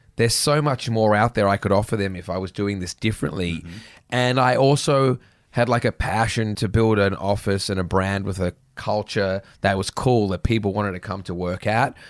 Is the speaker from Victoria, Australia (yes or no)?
no; Sydney, New South Wales, Australia; I grew up in the North Shore